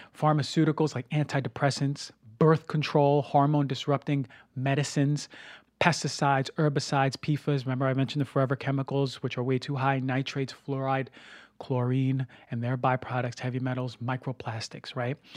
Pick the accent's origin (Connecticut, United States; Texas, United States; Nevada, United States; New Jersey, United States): New Jersey, United States; also born or lived in Venice, Los Angeles; now in Los Angeles, United States; my hometown in New Jersey